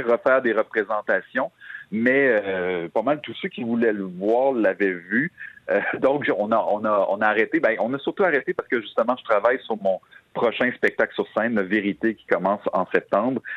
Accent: Quebec City, Quebec, Canada; dans ma ville natale

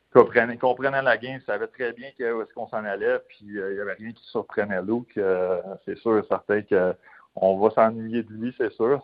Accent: Quebec, Canada; en tant que Québécois

